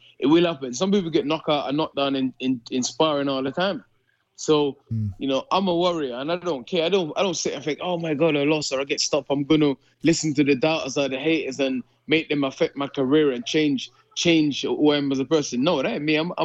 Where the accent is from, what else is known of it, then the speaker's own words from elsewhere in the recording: United Kingdom; I'm British